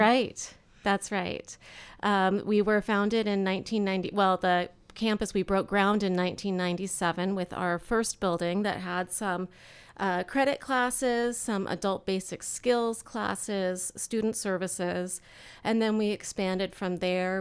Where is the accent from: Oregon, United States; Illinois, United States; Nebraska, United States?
Oregon, United States; Eugene; moved away as an adult; now in Central Oregon, United States; my parents were public school teachers growing up in Eugene